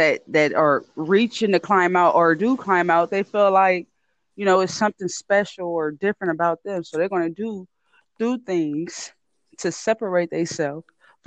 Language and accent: English; San Francisco, California, United States; I'm from where I'm from, Frisco.